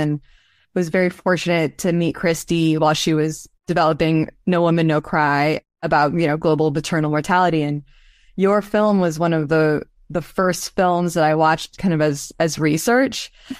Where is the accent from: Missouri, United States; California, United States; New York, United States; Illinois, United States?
California, United States; Los Angeles; Like my world that I grew up in Los Angeles was really, you know, I wanted to be an artist.